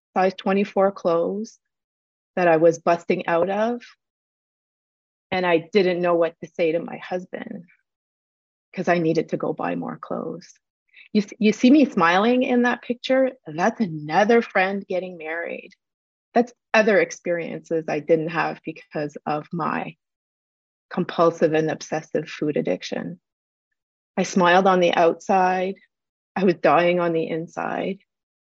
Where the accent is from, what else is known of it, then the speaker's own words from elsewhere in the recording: Canada; also born or lived in Port Hope, Ontario; I may speak French, but I also am Canadian. We tend to speak fast